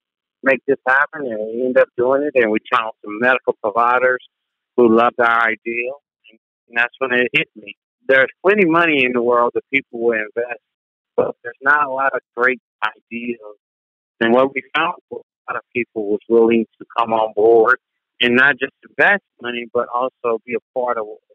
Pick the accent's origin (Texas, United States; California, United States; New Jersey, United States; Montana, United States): Texas, United States; Tyler; I'm from Tyler, same high school